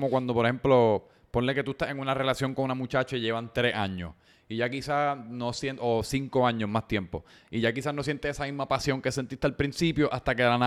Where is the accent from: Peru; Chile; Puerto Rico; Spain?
Puerto Rico; somos boricua